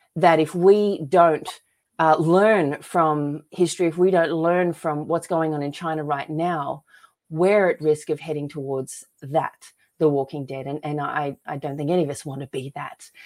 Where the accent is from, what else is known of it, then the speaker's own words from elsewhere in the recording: Australia; moved away as an adult; now in United States; I was lucky to be born and raised in Australia, and I moved to America here in, uh, two thousand ten